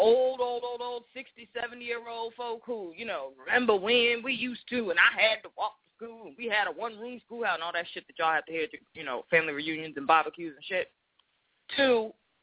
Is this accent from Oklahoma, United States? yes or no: no; Boston, Massachusetts, United States; accent: Boston; growing up in Boston, the first part of my life